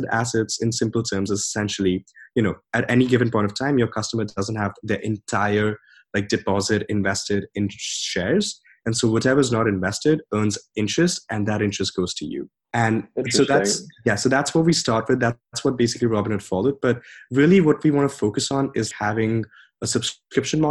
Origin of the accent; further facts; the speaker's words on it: India; moved away as an adult; growing up in India